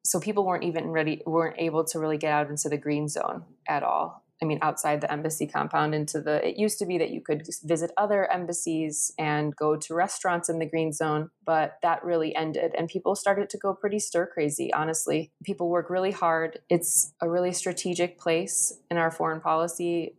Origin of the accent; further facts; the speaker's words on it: Schaumburg, Illinois, United States; moved away as an adult; also born or lived in Azerbaijan; I grew up in Schaumburg, Illinois, and had a really typical suburban upbringing